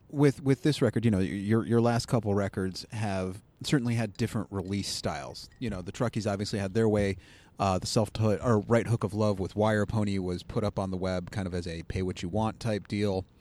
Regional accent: Cleveland, Ohio, United States; accent: Cleveland; I'll just do my Cleveland accent I've been told I have

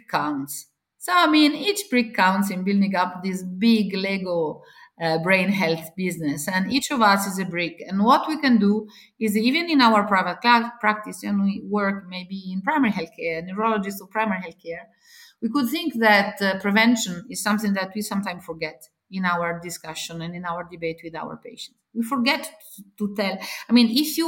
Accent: Italy; I come from Italy

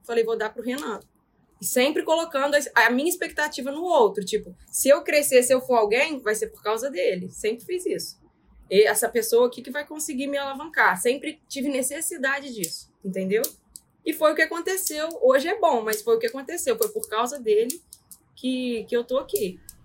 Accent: Porciúncula, Rio de Janeiro, Brazil; moved away as an adult; also born or lived in São José de Ubá; now in Vila Velha, Brazil; Porque eu estava morando em São José de Bar, mas sou de Porciúncula

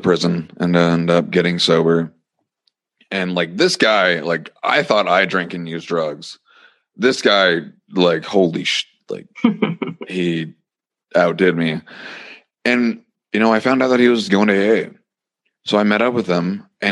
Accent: Montana, United States; I end up living in my hometown for a little bit

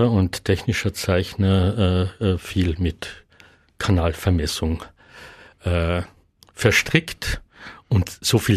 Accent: Klagenfurt, Carinthia, Austria; wir sind in Klagenfurt aufgewachsen mit einer Tiroler, Osttiroler Mutter. Dadurch war das Slowenische eher nur bei den verwandten Besuchen äh, im Rosental üblich, aber in Klagenfurt im Familienkreis nicht so sehr.

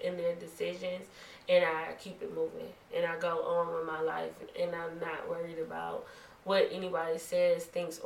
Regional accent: Detroit, Michigan, United States; I'm from a big town. I'm from Detroit.

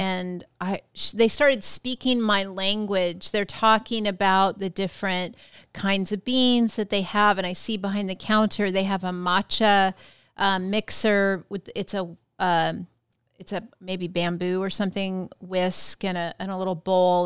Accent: Yakima Valley, Washington, United States; growing up in the Yakima Valley

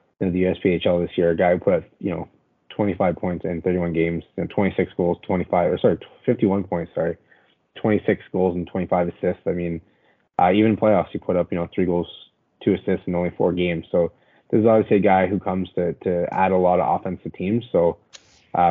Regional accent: Canada; as a Canadian

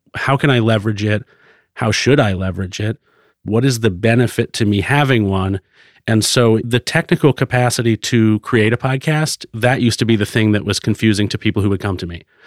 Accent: Florida, United States; also born or lived in Concord, New Hampshire; now in Portland, United States; I grew up in Florida

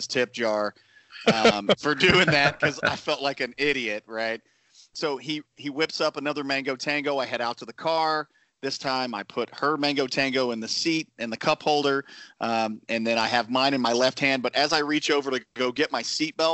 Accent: the South, North Carolina, United States; I grew up in the South, and I grew up with the dip cone

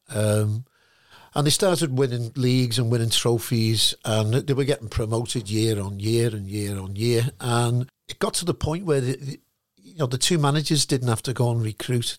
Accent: Liverpool, North West England, United Kingdom; moved away as an adult; also born or lived in Perth / Hong Kong; I was from Liverpool

